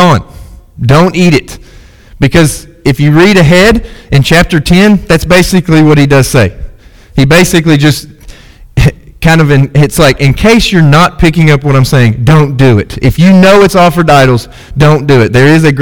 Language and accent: English; United States; as American Christians